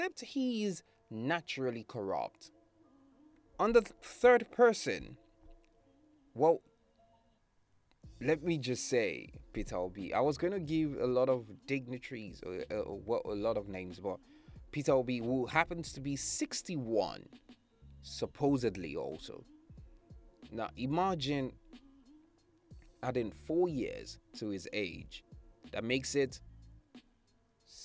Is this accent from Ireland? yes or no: no; Nigeria; I live in Nigeria, I am a Nigerian